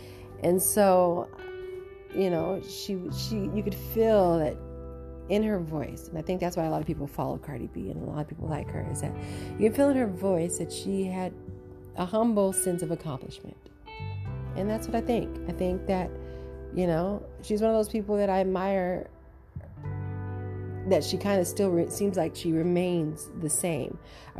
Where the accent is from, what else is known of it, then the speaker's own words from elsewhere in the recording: New York, United States; I came home and look at my house. It looks like Macy's, you know, and I'm from New York and we used to go into Macy's